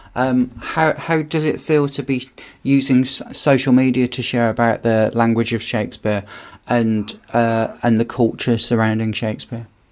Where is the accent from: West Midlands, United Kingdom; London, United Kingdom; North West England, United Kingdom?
West Midlands, United Kingdom; Birmingham; when I was a kid growing up in Birmingham